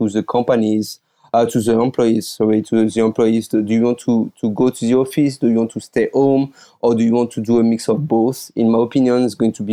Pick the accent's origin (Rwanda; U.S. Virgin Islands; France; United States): France; English is a second language; moved away as an adult; now in Taiwan; I'm calling from Taiwan, but as you probably can hear my accent, I'm originally from France.